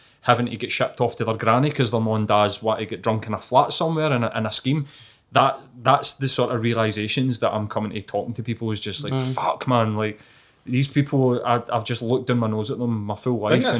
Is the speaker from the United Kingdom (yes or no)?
yes; United Kingdom; growing up in East End, it would be like junkie bashing